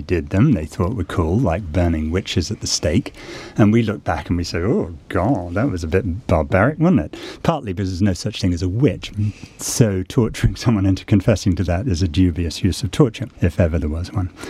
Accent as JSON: {"language": "English", "country": "United States", "said": "I'm an American"}